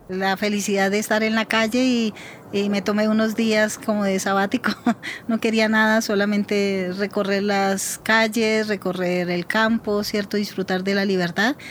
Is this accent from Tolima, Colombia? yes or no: yes; Tolima, Colombia; also born or lived in Antioquia; now in Bogotá, Colombia; nací en el Tolima, pero operé con FARC en Antioquia